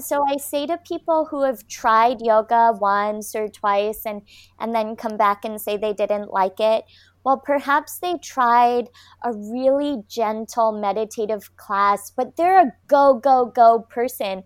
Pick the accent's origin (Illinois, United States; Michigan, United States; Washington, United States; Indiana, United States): Michigan, United States; now in Cardiff by the Sea, United States; I was born in Michigan. I live now in California, a beautiful coastal town called Cardiff by the Sea